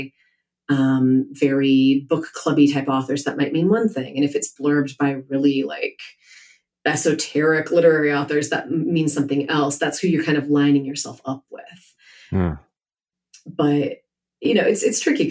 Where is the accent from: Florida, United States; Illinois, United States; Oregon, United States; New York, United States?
Illinois, United States; Chicago; I'm from Chicago.